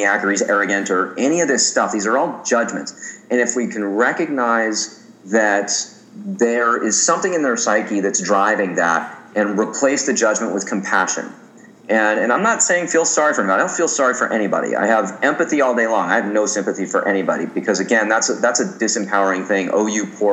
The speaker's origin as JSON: {"language": "English", "town": "Santa Monica", "region": "California", "country": "United States", "tie": "born or raised there", "said": "my hometown of Santa Monica"}